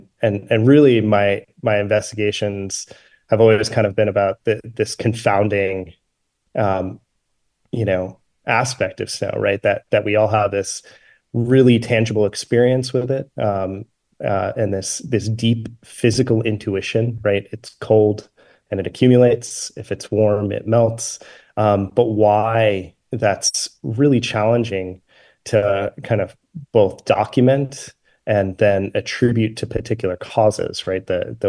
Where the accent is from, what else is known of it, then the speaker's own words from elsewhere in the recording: Vermont, United States; I grew up in Vermont. I grew up skiing.